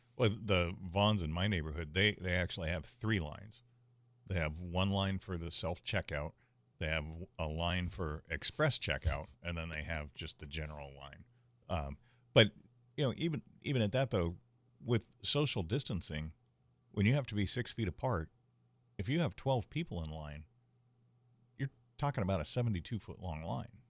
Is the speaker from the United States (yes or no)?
yes; San Diego, California, United States; I grew up in Bay Park, and as a kid, my neighbor and I, who was my best friend at the time, we would spend weekends in Tecolote Canyon